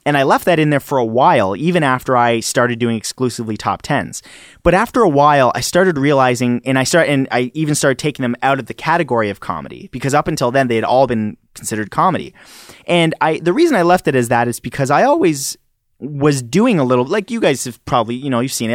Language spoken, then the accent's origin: English; Canada; accent: Canadian; do you guys hear an accent the way I speak? 'Cause I'm Canadian